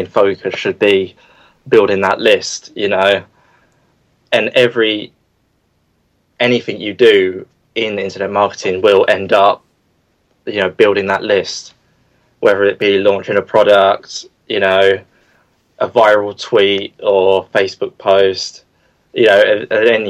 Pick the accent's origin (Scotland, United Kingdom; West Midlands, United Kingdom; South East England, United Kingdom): South East England, United Kingdom; Crawley; I'm from Crawley in the UK.